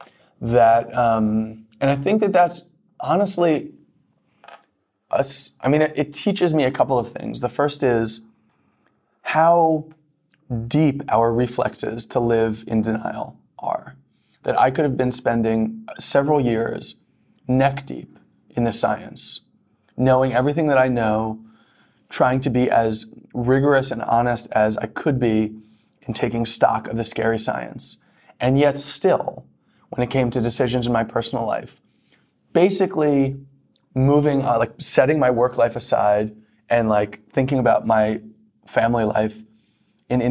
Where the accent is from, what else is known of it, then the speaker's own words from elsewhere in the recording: New York, United States; I grew up in New York in the 90s